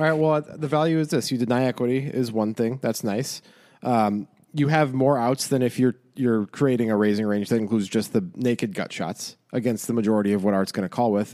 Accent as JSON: {"language": "English", "town": "Chicago", "region": "Illinois", "country": "United States", "tie": "born or raised there", "said": "I grew up in Chicago"}